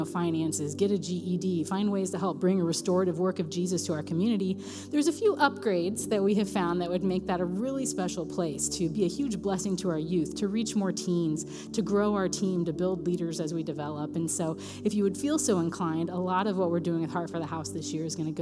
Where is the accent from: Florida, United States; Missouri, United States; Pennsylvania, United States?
Missouri, United States; Raytown; I'm from Raytown. I don't say y'all